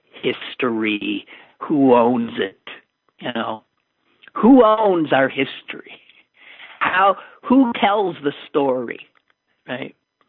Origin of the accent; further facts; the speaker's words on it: the South, United States; I don't just come from the South. I come from Confederates. I've got rebel gray blue blood coursing my veins.